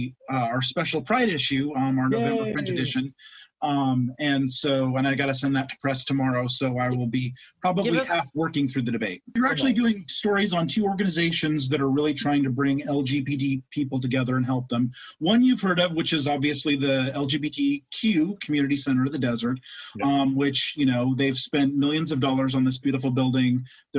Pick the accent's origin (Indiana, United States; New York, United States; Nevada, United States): Nevada, United States; Reno; moved away; my hometown of Reno, Nevada.